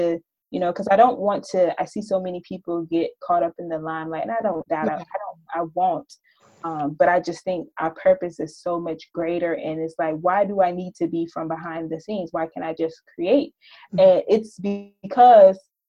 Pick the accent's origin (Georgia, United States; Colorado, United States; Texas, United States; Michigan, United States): Georgia, United States; Ocala; now in New York, United States; I'm living in New York now, but I grew up in Ocala, Georgia, which is a very small town, about 3,000 people, 2 traffic lights.